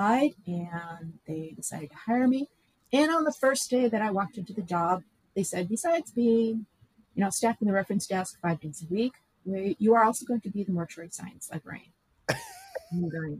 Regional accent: Minnesota, United States; moved away as an adult; now in Wisconsin, United States; I came from Minnesota, and we retired back to his childhood home.

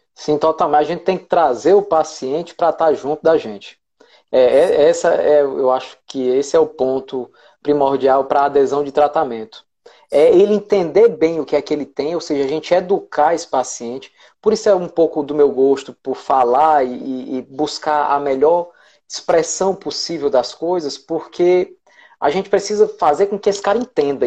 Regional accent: Ceará, Brazil; eu sou do Ceará

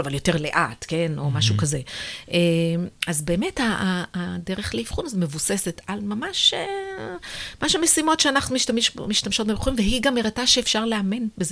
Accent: Israel; also born or lived in United States; בעיניי כישראלית

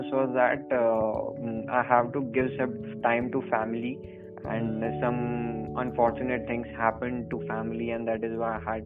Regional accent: Nagaur, Rajasthan, India; I'm from Rajasthan only. I'm from Nagaur.

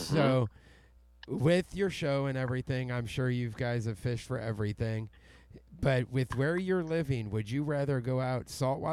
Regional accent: Missouri, United States; now in Alabama, United States; I grew up in the Midwest, and I say I'm from Missouri. I live in Alabama now, but I'm from Missouri.

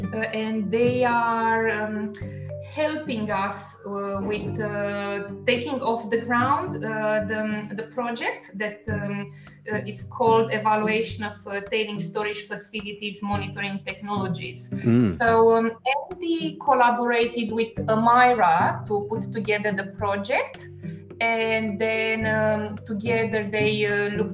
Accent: Romania; first language Romanian; English is a second language; moved away as an adult; also born or lived in Italy / France; now in Perth, Australia; we speak Romanian as our native language

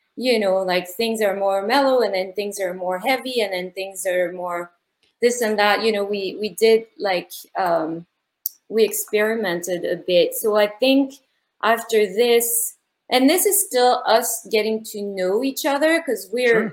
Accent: Paris, Île-de-France, France; moved away; I'm from Paris, France

